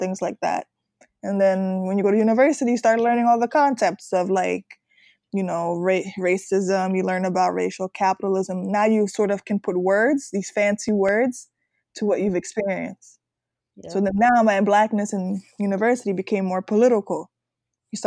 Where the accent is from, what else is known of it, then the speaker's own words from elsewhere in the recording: New York City, New York, United States; I grew up in Harlem.